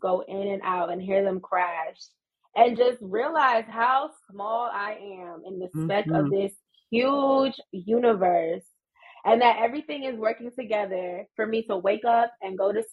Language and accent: English; New York, United States; we grew up in New York